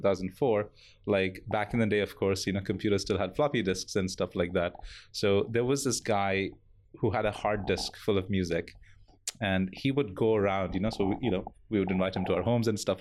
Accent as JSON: {"language": "English", "country": "India", "also_born_or_lived": "Bangalore, India", "moved": "as an adult", "lives_now": "Singapore", "said": "coming from India, which has a fairly big metal scene, at least in Bangalore, where I used to live"}